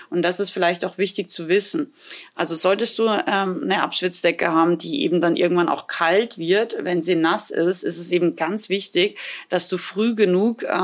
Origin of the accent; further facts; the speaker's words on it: Austria; now in Germany; Ich komme ja ursprünglich aus Österreich und hatte da früher auch keine Halle.